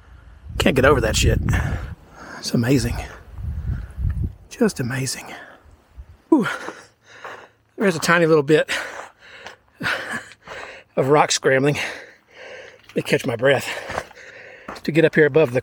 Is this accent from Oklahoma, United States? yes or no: no; on the Louisiana border, East Texas, United States; My hometown, if you don't know about it, folks, it's in East Texas on the Louisiana border